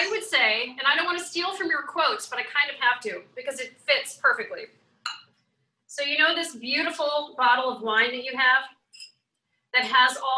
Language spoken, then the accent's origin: English; New Orleans, Louisiana, United States; I was born in New Orleans, so that's a little bit of my heritage that comes through.